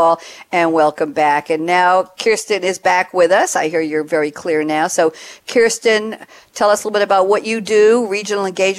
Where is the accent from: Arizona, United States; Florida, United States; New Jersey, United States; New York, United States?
New York, United States; I'm from New York